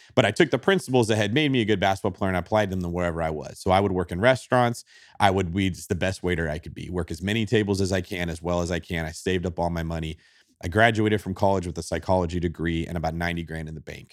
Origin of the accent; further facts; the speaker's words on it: Manteca, California, United States; I grew up in Manteca, California, which is about an hour and a half east of San Francisco